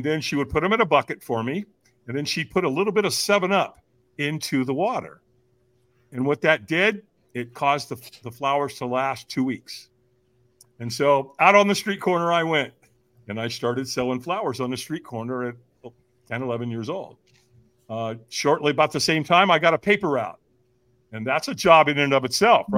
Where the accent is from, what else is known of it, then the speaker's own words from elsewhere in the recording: Long Beach, California, United States; also born or lived in Hollywood, California; I moved from Hollywood to Long Beach, California, to be raised by my aunt and uncle